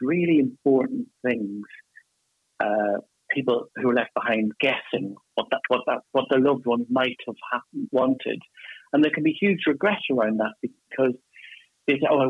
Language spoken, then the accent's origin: English; Ireland; accent: Irish; moved away as an adult; now in United Kingdom; as you can tell from my accent, I'm Irish. I moved to the UK about 15 years ago